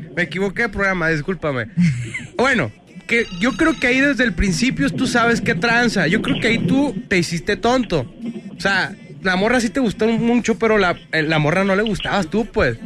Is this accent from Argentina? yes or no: no; northern Mexico, Mexico; accent: norteño; yo soy norteño, entonces meto frases cholas y frases este, nortellas